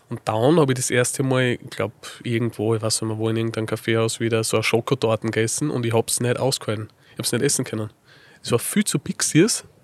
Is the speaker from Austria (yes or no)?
yes; Linz, Upper Austria, Austria; now in Salzburg, Austria; eigentlich bin ich gebürtiger Linzer, also Oberösterreicher, Linzer, okay. bin aber zum Studium nach Salzburg gegangen.